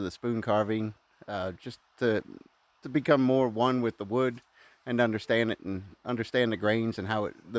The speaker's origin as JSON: {"language": "English", "town": "Lynchburg", "region": "Virginia", "country": "United States", "said": "Lynchburg, Virginia."}